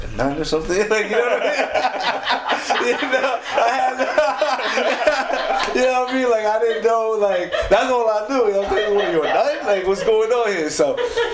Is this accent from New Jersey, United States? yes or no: yes; West New York, New Jersey, United States; I was born in Jersey City, but I was, you know, my heart is in West New York. It's in Hudson County